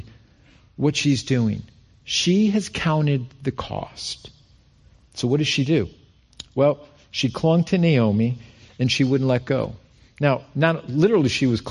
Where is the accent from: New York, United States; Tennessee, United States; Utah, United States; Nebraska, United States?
New York, United States; Rochester; moved away as an adult; also born or lived in Albany, New York; we're both from Rochester